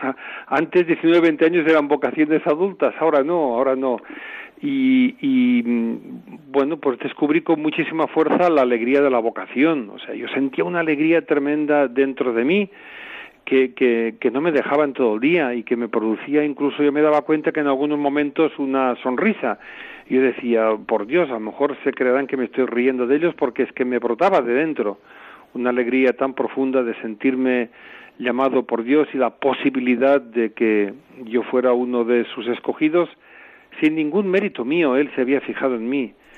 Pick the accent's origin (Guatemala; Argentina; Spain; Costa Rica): Spain; Barcelona, Catalonia; moved away as an adult; also born or lived in South Africa; Yo soy natural de Barcelona